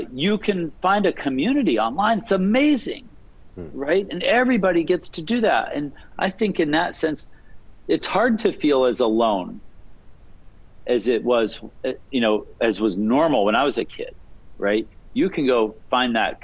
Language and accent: English; Alaska, United States; now in West Coast, United States; I grew up in Alaska, and I was interested in computers